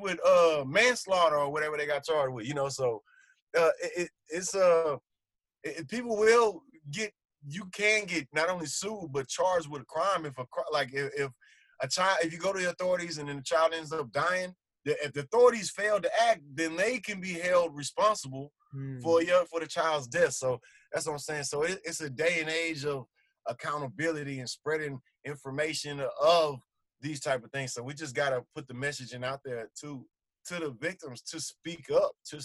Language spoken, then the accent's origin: English; United States; growing up in America